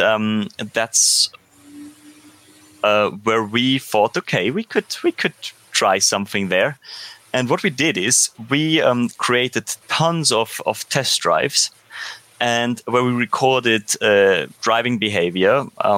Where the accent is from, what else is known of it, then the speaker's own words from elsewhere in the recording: Austria; I come from Austria, so I am most familiar, of course, with the German speaking world